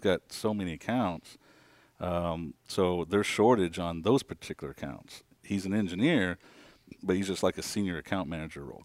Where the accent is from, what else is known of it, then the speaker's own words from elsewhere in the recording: Kansas, United States; moved away as an adult; born and raised in Kansas, um, up north, small town